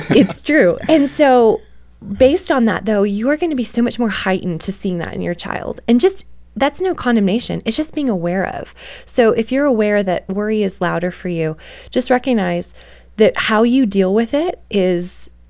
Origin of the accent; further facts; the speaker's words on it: Canada; I grew up in Canada